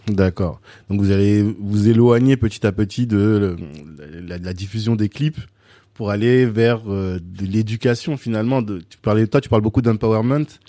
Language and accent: French; France; moi j'ai grandi en France dans les années 90